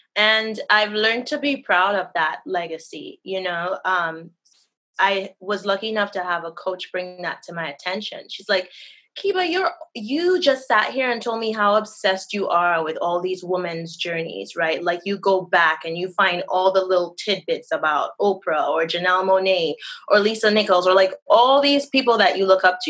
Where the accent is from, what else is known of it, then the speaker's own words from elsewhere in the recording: Trinidad & Tobago; now in Florida, United States; right now I'm in Florida. Oh, I'm originally from Trinidad and Tobago.